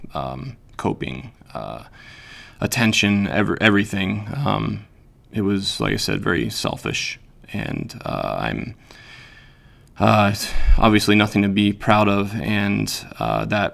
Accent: Pennsylvania, United States; moved away as an adult; also born or lived in Utah; now in Wisconsin, United States; I grew up in Pennsylvania. I lived there until I was about 29, and my wife at the time and I and our two children moved to Utah.

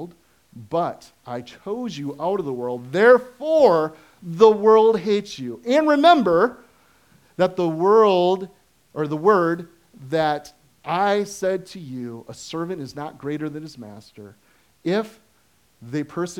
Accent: United States; I am an American consuming Christian

